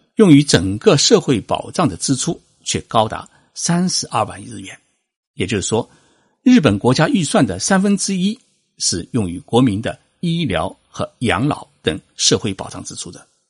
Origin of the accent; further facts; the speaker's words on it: China; 我们中国人